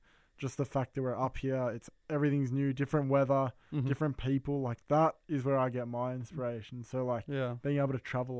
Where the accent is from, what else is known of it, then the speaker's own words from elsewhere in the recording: Melbourne, Victoria, Australia; that's why we're up here, like, in Gold Coast. Because we're from Melbourne.